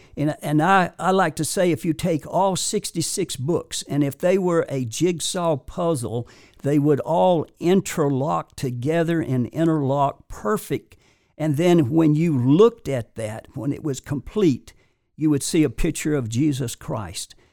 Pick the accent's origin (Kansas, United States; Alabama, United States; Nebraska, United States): Alabama, United States; Warrior River, northwest of Birmingham; I was born in the Warrior River, which is, uh, uh, northwest of Birmingham